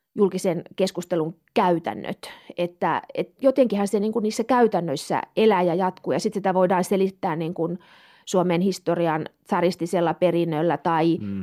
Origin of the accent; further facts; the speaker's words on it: Kemi, Lapland, Finland; moved away as an adult; also born or lived in Turku / Stockholm; mä oon Kemistä kotoisin. Mä oon tuota, pohjoissuomalainen ja, ja tuota, halusin mahdollisimman kauas kotikaupungista